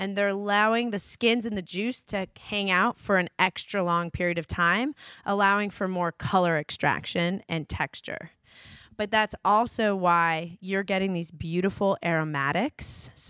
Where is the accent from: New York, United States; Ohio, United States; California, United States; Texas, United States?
New York, United States; East Coast, guys. I grew up in New York.